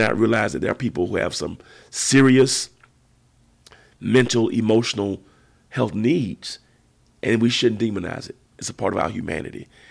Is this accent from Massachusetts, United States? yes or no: no; Georgia, United States; we were boy preachers together growing up in Georgia